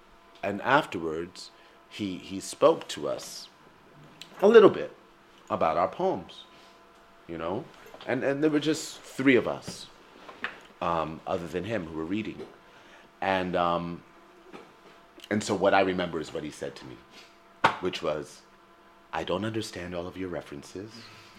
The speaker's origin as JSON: {"language": "English", "country": "United States", "tie": "born or raised there", "said": "But I grew up in America, where things are often segregated into the idea of black and white"}